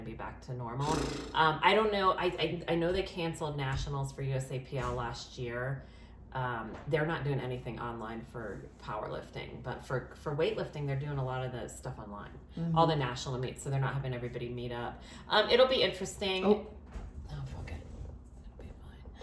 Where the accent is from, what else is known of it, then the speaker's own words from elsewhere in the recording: Maine, United States; I grew up in Maine.